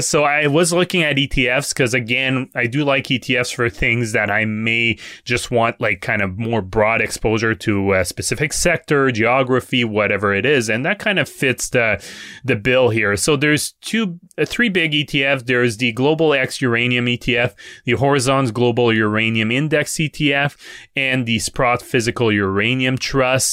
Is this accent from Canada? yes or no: yes; Quebec, Canada; I'm from Quebec